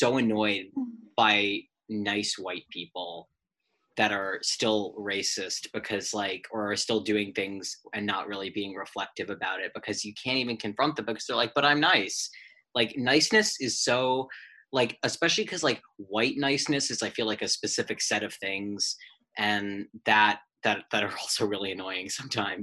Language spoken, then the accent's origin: English; Chicago, Illinois, United States; I'm from Chicago.